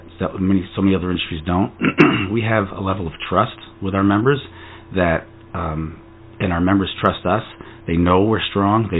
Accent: between Albany and Utica, upstate New York, United States; moved away as an adult; also born or lived in New Jersey; I grew up in a very rural area, farmland of upstate New York in between Albany and Utica

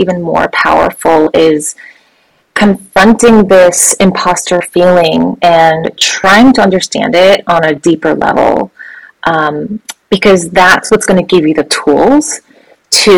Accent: United States; I am Korean American, a child of immigrants

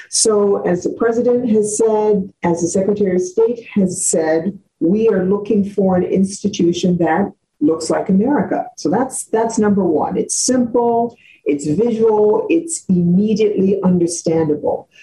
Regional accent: Cleveland Heights, Ohio, United States; moved away as an adult; also born or lived in Washington, D.C.; as I was growing up in Cleveland Heights, Ohio

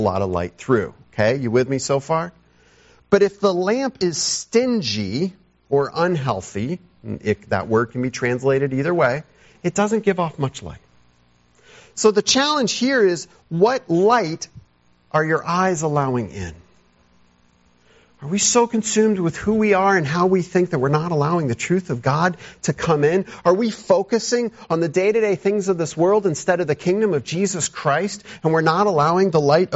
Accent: United States; as an American

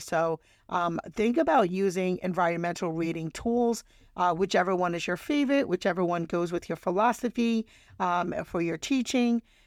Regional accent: New England, United States; I'm from New England

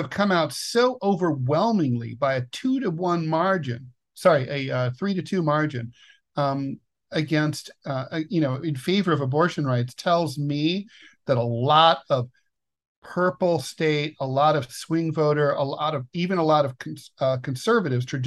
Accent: Ohio, United States; now in Russia; my home state of Ohio

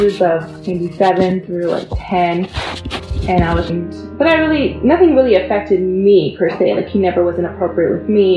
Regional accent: San Jose, California, United States; I grew up in San Jose, California

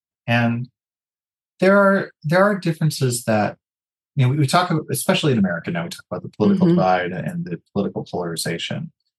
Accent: Guthrie, Oklahoma, United States; the first movie I ever saw was Star Wars at the Beacon Drive-In Theater back in Guthrie.

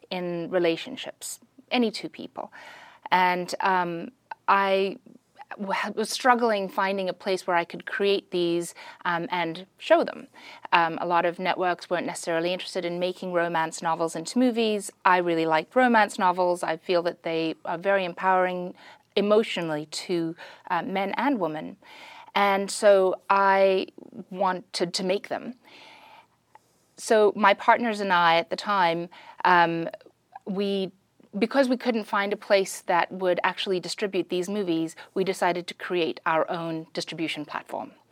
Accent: South Africa; moved away; also born or lived in Pretoria / Durban / Bloemfontein / Johannesburg; I'm from South Africa. I was born in Pretoria.

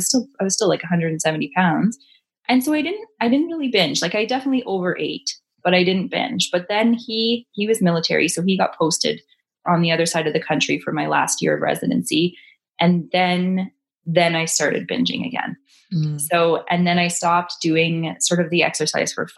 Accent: Ontario, Canada; moved away as an adult; also born or lived in British Columbia; I'm from Ontario originally

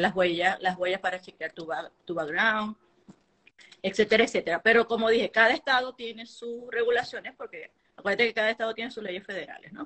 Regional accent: Venezuela; moved away as an adult; now in Utah, United States

